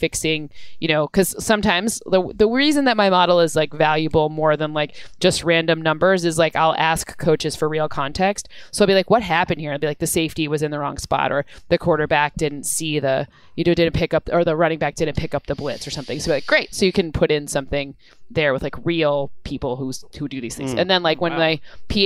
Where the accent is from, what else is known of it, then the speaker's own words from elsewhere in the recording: Michigan, United States; moved away; I'm from Michigan